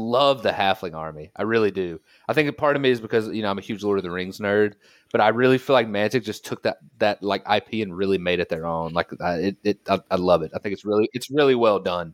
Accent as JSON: {"language": "English", "country": "United States", "also_born_or_lived": "Colorado", "moved": "as an adult", "lives_now": "Germany", "said": "I live in Germany now, Pat. I was, uh, I'm, I'm an American"}